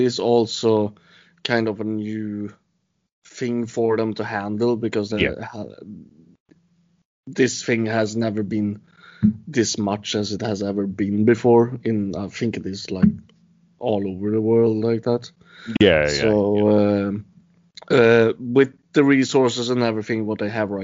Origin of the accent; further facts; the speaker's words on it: Sweden; I am from Sweden.